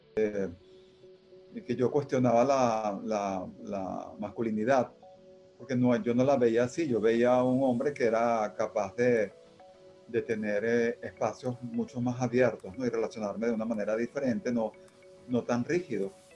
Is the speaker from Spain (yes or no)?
no; Caracas, Capital District, Venezuela; also born or lived in Táchira (parents); yo soy hijo de andinos, aunque nací aquí en Caracas